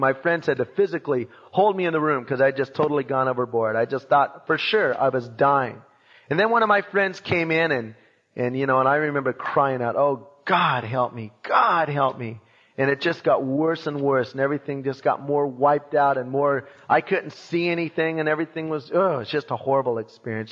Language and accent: English; Long Beach, California, United States; I was born in Long Beach in 1952